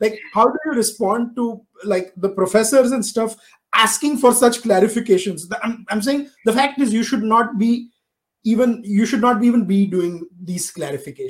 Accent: India; I was born and raised in India

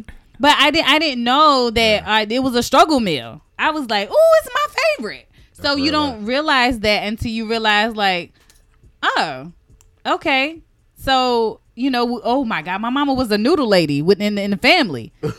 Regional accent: the South, United States; First of all, okay, so I'm from the South. So we would have pinto beans and cornbread.

